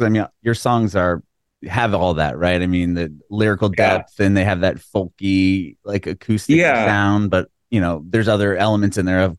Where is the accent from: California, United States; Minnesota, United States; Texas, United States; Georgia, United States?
California, United States; San Diego; I was born in San Diego, but I was like this close to being born in Dayton, which is fairly close.